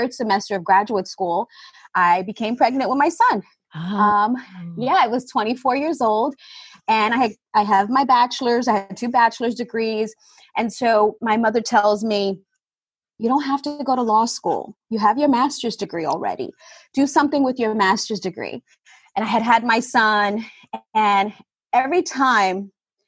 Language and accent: English; New York City, New York, United States; I grew up in Brooklyn, New York